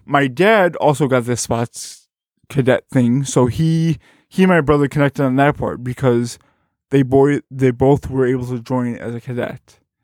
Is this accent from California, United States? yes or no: no; Berwyn, Illinois, United States; also born or lived in Carbondale, Illinois; I am from, uh, Bern, Illinois, which is, uh, just outside of Chicago.